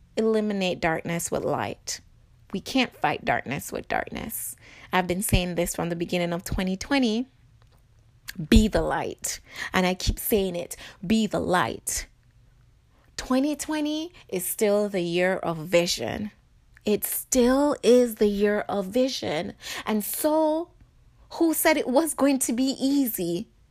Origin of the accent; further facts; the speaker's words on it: Jamaica; now in United States; I live in America, but I was born in Jamaica